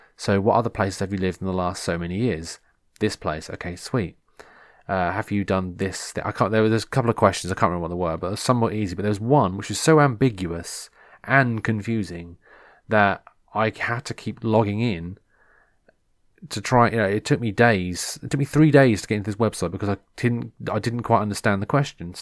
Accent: England, United Kingdom; I'm English.

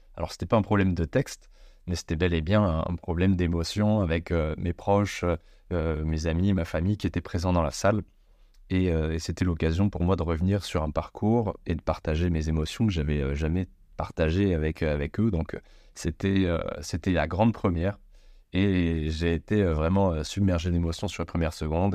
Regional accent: Amiens, Hauts-de-France, France; moved away; also born or lived in Montpellier / Clermont-Ferrand / Lyon; je suis né, moi, donc, dans la Somme, en Picardie, à Amiens. Euh, pour ceux qui connaissent pas, entre Lille et Paris, voilà, c'est en plein milieu. Euh, je suis né là-bas

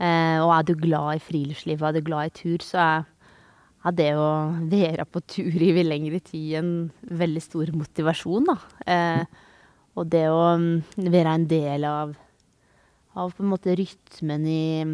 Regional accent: Telemark, Norway; also born or lived in Australia; now in Vågå, Norway; Jeg kommer jo ikke herifra, jeg kommer jo fra Telemark

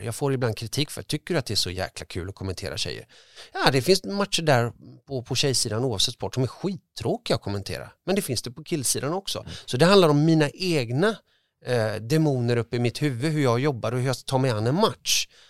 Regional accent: Gothenburg, Västra Götaland, Sweden; born or raised there

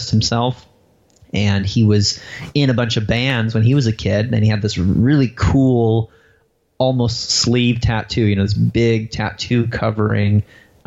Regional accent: Waterman, Illinois, United States; I grew up in a town called Waterman, Illinois

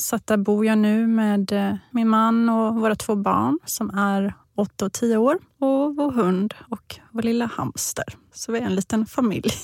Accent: Vetlanda, Jönköping County, Sweden; hemma i Vetlanda.

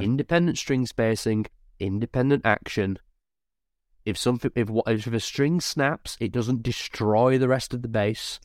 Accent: Lancashire, North West England, United Kingdom; I'm from Lancashire

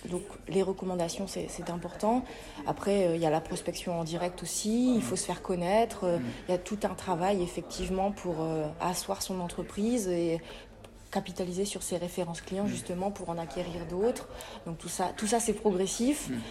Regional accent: France; L'avantage qu'on a en tant que Français, c'est vrai, c'est que l'accent, un Français qui va parler allemand, en général, ça, plaît toujours

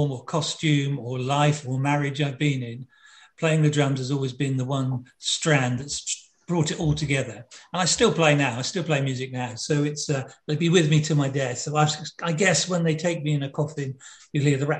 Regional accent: Plymouth, South West England, United Kingdom; I joined the ship in Plymouth, which incidentally was my hometown.

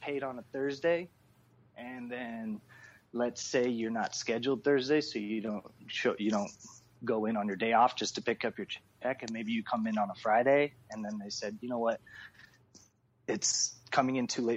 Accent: Philippines; we're all Filipino

